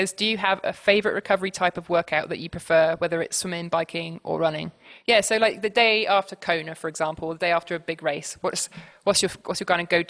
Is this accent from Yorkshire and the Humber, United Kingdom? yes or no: no; Swindon, South West England, United Kingdom; I'm from Swindon.